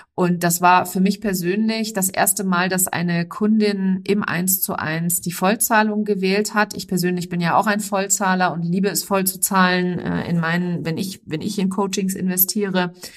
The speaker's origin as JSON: {"language": "German", "area": "near Frankfurt", "region": "Hesse", "country": "Germany", "tie": "born or raised there", "said": "ich bin in der Nähe von Frankfurt geboren"}